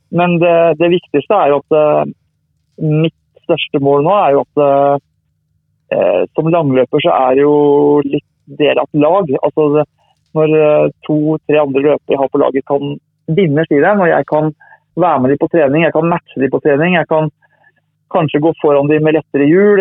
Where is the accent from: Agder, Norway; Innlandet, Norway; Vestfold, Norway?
Vestfold, Norway; Tønsberg; jeg har flytta tilbake til Tønsberg nå, men jeg har vokst opp i Tønsberg